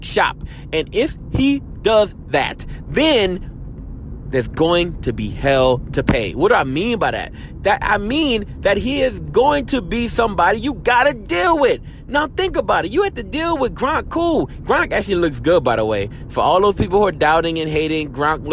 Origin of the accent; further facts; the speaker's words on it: Louisiana, United States; I'm from Louisiana